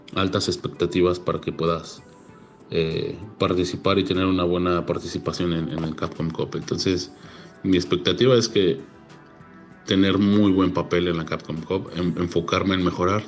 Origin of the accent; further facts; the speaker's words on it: Mexico; haber calificado como representante mexicano